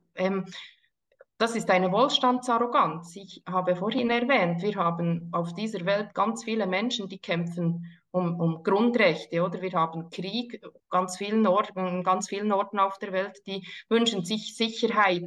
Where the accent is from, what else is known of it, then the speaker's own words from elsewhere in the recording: Burgdorf, Bern, Switzerland; sind beide in Burgdorf aufgewachsen